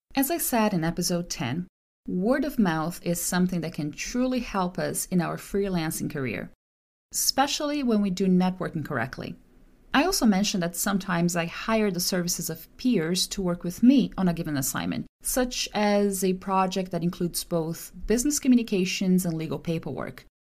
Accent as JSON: {"language": "English", "country": "Brazil", "moved": "as an adult", "lives_now": "California, United States", "said": "I'm from Brazil"}